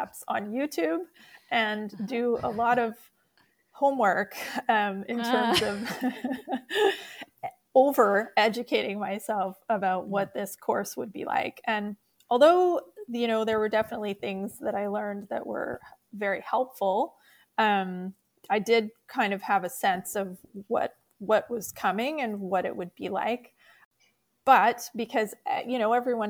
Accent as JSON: {"language": "English", "town": "Winnipeg", "region": "Manitoba", "country": "Canada", "said": "we're from Winnipeg"}